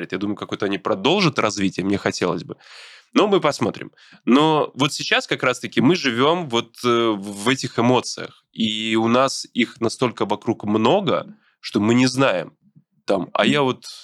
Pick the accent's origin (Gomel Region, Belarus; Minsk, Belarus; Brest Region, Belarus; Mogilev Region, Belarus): Brest Region, Belarus; Brest; moved away; Я из Беларуси, из города Бреста.